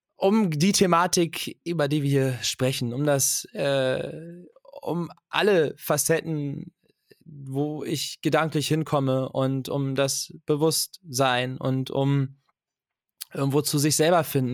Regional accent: Germany; ich bin in Deutschland geboren

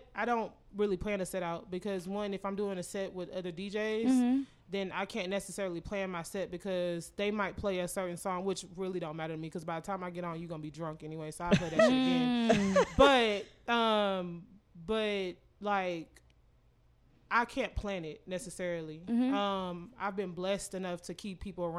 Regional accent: New Orleans, Louisiana, United States; I'm from New Orleans

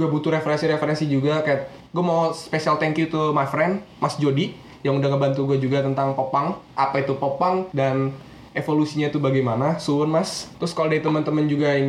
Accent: Indonesia; iya kita sebagai orang Indo mah

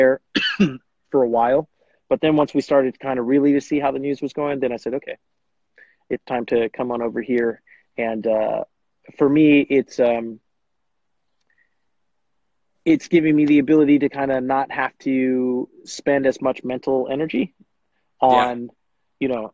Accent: Bakersfield, California, United States; also born or lived in Davis, California / East Coast; now in Fresno, United States; I'm from Bakersfield, California originally

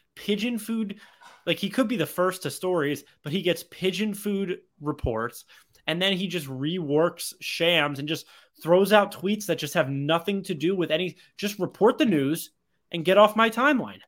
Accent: Cherry Hill, New Jersey, United States; my hometown, the same hometown that Leon Rose is from

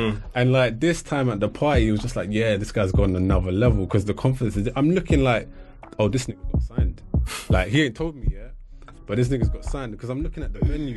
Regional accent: England, United Kingdom; growing up in England

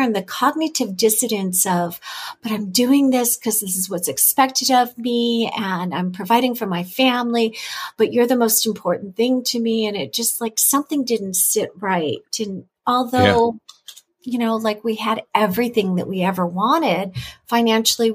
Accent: California, United States; moved away as an adult; I'm originally from California.

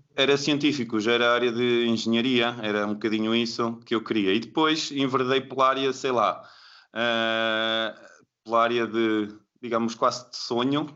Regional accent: Bragança, Norte, Portugal; moved away as an adult; also born or lived in Lisbon; Bragança, que é de onde eu, de onde eu sou, eh, em Trás-os-Montes

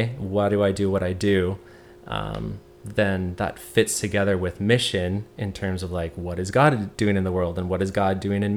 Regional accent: Hamilton, Ontario, Canada; since I'm from Hamilton, I kind of knew the area well

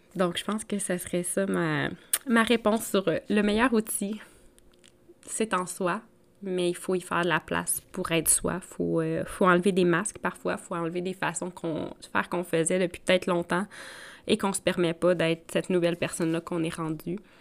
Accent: Outaouais, Quebec, Canada; moved away; ma région natale euh, de l'Outaouais, Maniwaki, Mont-Laurier

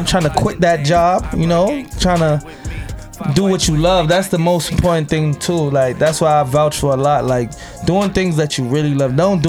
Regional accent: New York City, New York, United States; I grew up in Brooklyn.

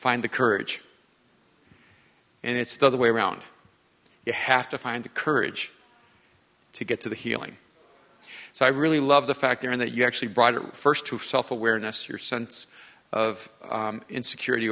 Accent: Miami, Florida, United States; I grew up in Miami

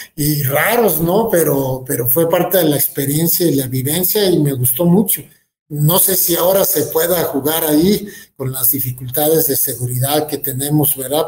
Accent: Guadalajara, Jalisco, Mexico; moved away as an adult; now in Querétaro, Mexico; Soy jalisciense, a mucha honra, no niego la cruz de mi parroquia

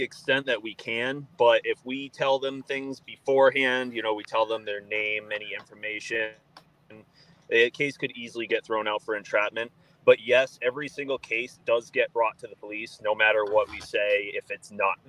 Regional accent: Massachusetts, United States; I'm from Central Mass. Yes.

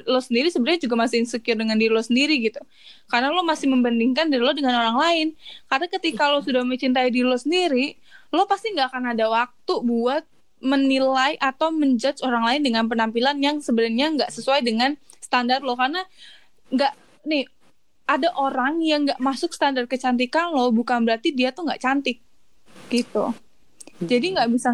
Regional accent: Java, Indonesia; Lah gua Jawa kagak kalem nggak ada kalem-kalemnya.

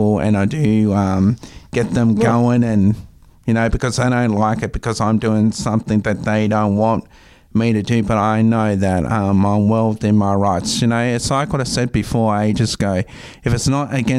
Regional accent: Tamworth, New South Wales, Australia; now in Wollongong, Australia; I actually grew up in Tamworth.

